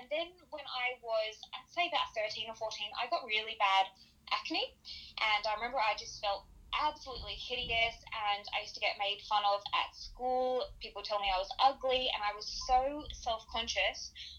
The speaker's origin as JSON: {"language": "English", "town": "Sydney", "region": "New South Wales", "country": "Australia", "tie": "born or raised there", "said": "Yeah, Sydney."}